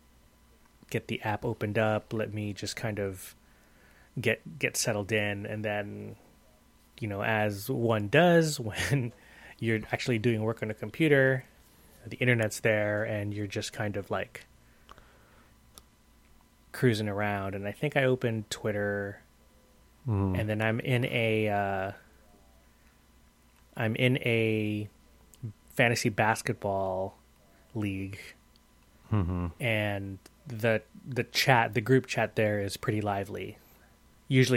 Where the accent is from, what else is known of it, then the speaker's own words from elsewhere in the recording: Bay Area, California, United States; we're like from the Bay Area, and we're Warrior fans